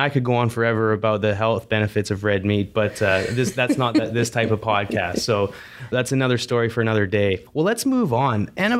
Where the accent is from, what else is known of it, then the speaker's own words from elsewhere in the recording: Canada; because I'm Canadian